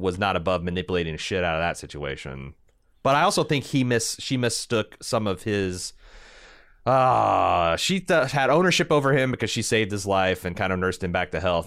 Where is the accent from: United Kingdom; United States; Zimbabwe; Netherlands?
United States; Indiana; I'm from Indiana